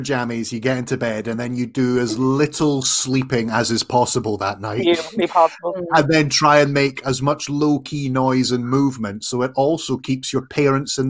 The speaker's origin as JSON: {"language": "English", "town": "Edinburgh", "region": "Scotland", "country": "United Kingdom", "said": "technically I'm from Edinburgh, which is in the central belt"}